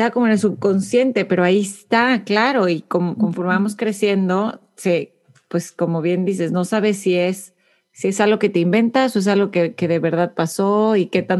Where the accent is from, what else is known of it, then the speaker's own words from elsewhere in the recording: Mexico; now in Houston, United States; Mariana y yo somos de México, de diferentes ciudades